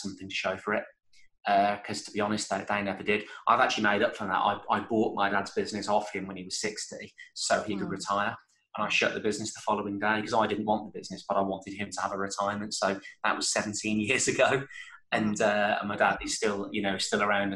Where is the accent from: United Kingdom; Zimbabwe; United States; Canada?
United Kingdom; Birmingham, West Midlands; I'm from Birmingham